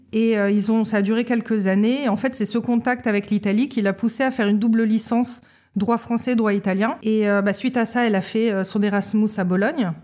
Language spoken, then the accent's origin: French; Paris, Île-de-France, France; now in Lorient, France; moi je suis née à Paris en juillet 1983 et j'ai grandi à Paris